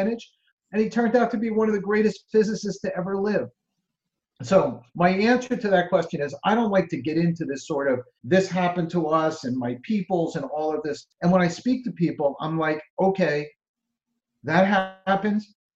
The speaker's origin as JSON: {"language": "English", "region": "New Jersey", "country": "United States", "said": "I'm from New Jersey"}